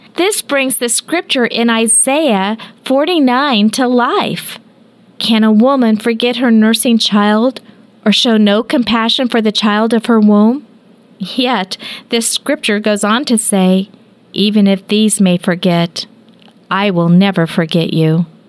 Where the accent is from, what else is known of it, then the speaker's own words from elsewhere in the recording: Kansas, United States; we're from Kansas